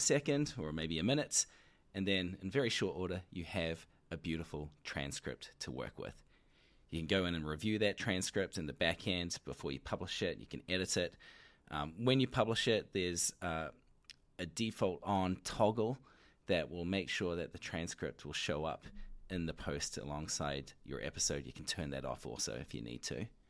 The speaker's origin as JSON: {"language": "English", "country": "New Zealand", "accent": "New Zealand", "said": "my New Zealand accent"}